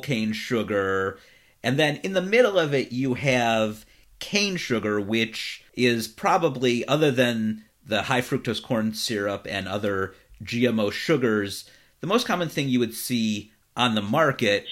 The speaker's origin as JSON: {"language": "English", "town": "Cleveland", "region": "Ohio", "country": "United States", "tie": "born or raised there", "moved": "yes", "lives_now": "Los Angeles, United States", "said": "Cleveland, my hometown"}